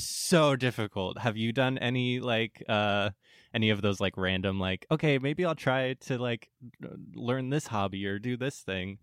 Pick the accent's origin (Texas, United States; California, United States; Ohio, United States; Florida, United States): California, United States; San Diego; I'm from San Diego